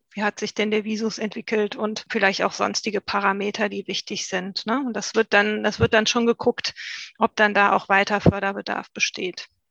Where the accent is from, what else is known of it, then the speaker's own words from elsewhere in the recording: North Rhine-Westphalia, Germany; Wir sind ja auch aus Nordrhein-Westfalen